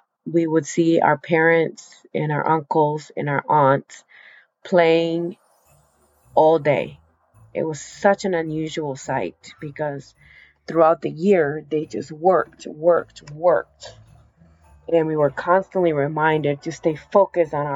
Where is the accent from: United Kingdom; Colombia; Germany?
Colombia; now in United States; I am from South America. I was born in the Amazon of South America, Colombia.